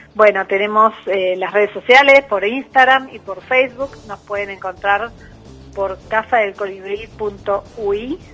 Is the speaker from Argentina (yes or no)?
yes; Argentina; moved away as an adult; also born or lived in Buenos Aires; now in Uruguay; yo soy argentina.